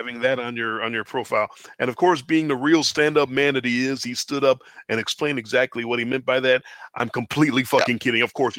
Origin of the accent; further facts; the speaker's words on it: Tennessee, United States; My home state Titans